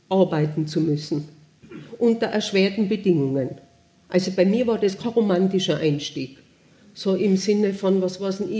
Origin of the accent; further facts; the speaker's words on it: Tyrol, Austria; ich bin auf der Bettelwurfhütten oben aufgewachsen. Ich war zwei Jahre und meine Eltern haben die übernommen 1958.